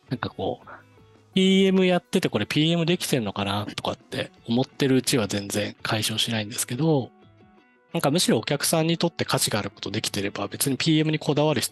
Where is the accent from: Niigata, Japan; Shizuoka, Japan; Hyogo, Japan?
Niigata, Japan; 地元にあの長岡造形大学っていう